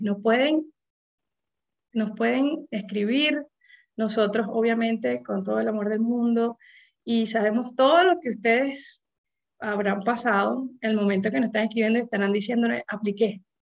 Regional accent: Venezuela; moved away as an adult; now in United States; cada vez vamos a ser más, más venezolanos en, este sistema de, médico eh, en los Estados Unidos

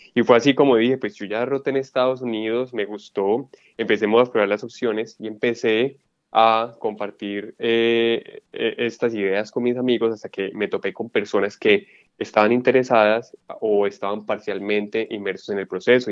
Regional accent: Colombia; moved away as an adult; yo soy médico colombiano con experiencia en endocrinología

